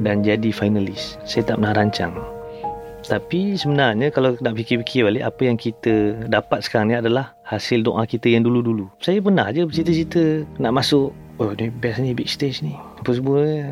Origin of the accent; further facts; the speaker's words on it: Malacca, Malaysia; Saya berasal daripada Melaka